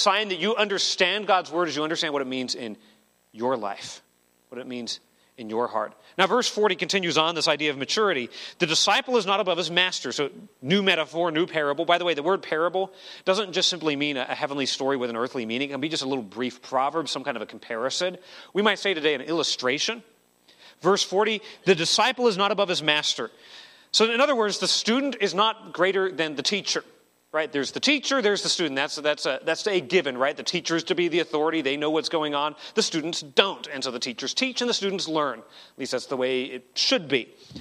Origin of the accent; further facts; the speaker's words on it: Arizona, United States; I grew up in Arizona, and in the mountains behind our house, there are abandoned mine shafts all over the place